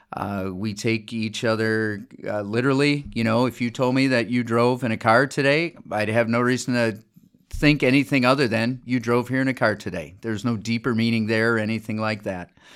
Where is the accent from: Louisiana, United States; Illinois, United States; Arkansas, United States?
Illinois, United States; Chicago; moved away; also born or lived in Des Moines, Iowa; I'm from the Chicago area